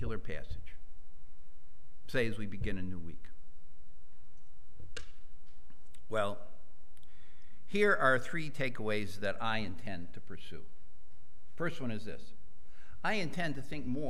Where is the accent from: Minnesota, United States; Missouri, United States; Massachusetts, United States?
Massachusetts, United States; Western; moved away; I was raised in Western Massachusetts